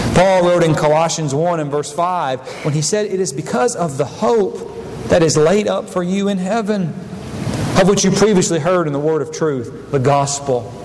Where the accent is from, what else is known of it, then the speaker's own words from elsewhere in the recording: United States; I am an American